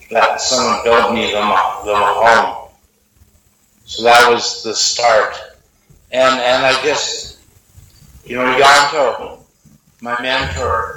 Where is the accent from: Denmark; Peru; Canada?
Canada; the interior of British Columbia; also born or lived in Vancouver; now in Mayne Island, Canada; I had grown up in the interior of BC